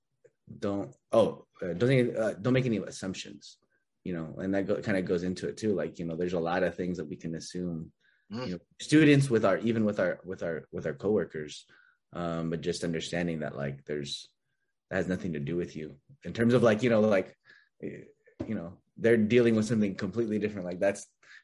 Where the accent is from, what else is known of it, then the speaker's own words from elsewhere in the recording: Bakersfield, California, United States; growing up in Bakersfield